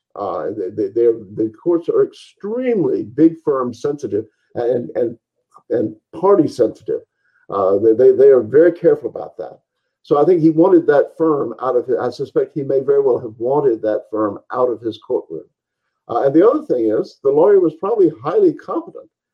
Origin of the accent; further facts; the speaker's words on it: the American South, United States; I'm quite happy being a Southern Anglo Saxon